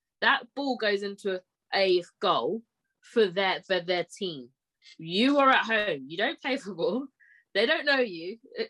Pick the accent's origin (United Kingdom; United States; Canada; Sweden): United Kingdom; I was born here against my will. I'm black African.